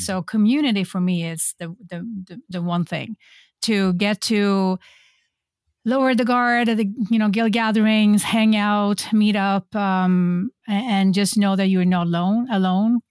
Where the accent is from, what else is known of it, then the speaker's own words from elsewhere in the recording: Sweden; now in Folsom, United States; I'm originally from Sweden, but I am a very European Californian